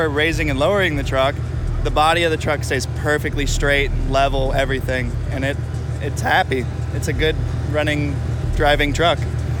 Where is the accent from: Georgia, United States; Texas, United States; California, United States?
Texas, United States; moved away as an adult; now in Oregon, United States; No, I'm born and raised in Texas, but I'm stationed in the Air Force. I've been there for 3 years now.